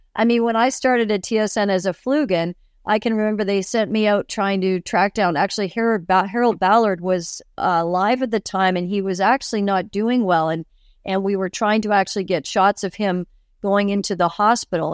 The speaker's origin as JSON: {"language": "English", "town": "Toronto", "region": "Ontario", "country": "Canada", "tie": "born or raised there", "moved": "as an adult", "lives_now": "Calgary, Canada", "said": "I was born in Toronto. I was born, uh, in the, in Leaside area, so East York."}